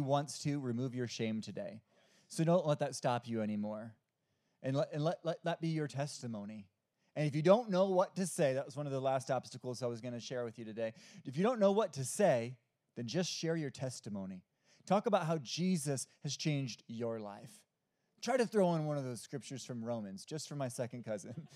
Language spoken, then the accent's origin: English; Omaha, Nebraska, United States; also born or lived in Iowa; now in Hickory, United States; I'm originally from Omaha, Nebraska. I lived in Iowa for seven years actually, and I moved to North Carolina about 13 years ago.